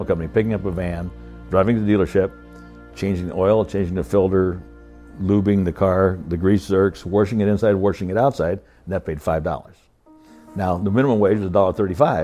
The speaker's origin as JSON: {"language": "English", "region": "Iowa", "country": "United States", "tie": "born or raised there", "said": "I was born in Iowa on a farm, the oldest of five kids."}